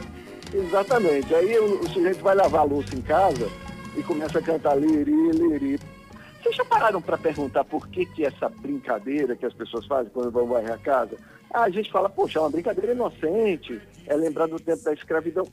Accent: Alagoas, Brazil; a gente fala até como alagoano, a terra do quilombo

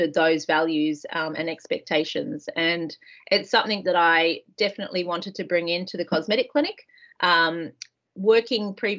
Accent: Australia; moved away as an adult; now in New Zealand; growing up in Australia, very similar to here in New Zealand

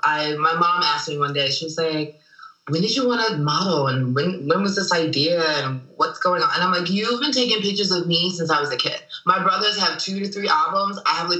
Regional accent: Nigeria; also born or lived in Germany / London / Paris / Philadelphia; now in Los Angeles, United States; I was born in Germany. I'm Nigerian, born in Germany, lived in Nigeria, London, and Paris. From Philly before I got to LA.

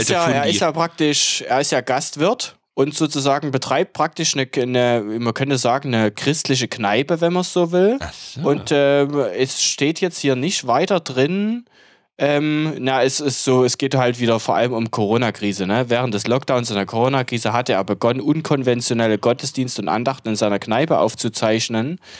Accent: Germany; als, als Deutsche, so von wegen, die ja immer ja

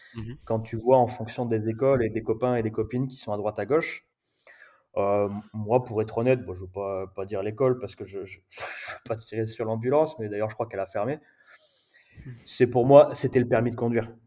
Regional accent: Perpignan, Occitania, France; moved away as an adult; also born or lived in Paris; now in La Réunion, France; en grandissant euh, à Perpignan

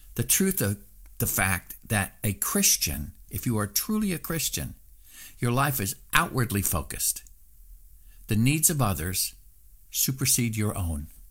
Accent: Southeast Alaska, United States; when I was growing up in Southeast Alaska

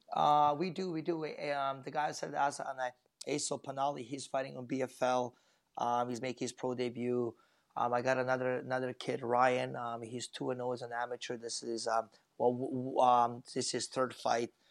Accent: Vancouver, British Columbia, Canada; it is my hometown

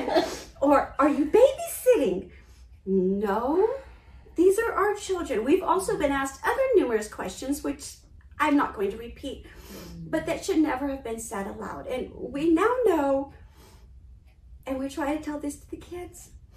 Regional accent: New Mexico, United States; Growing up in New Mexico

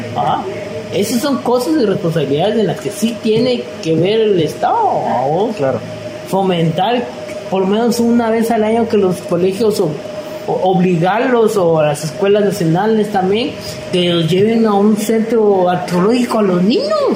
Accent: Guatemala

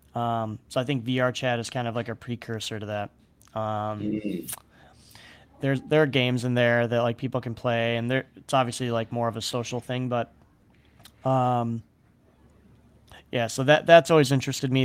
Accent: Chicago, Illinois, United States; growing up in Chicago

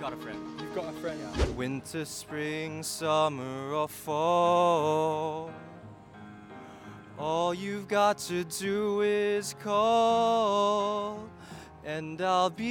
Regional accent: Santa Maria, Central Luzon, Philippines; Uh, I'm from Santa Maria, Bulacan.

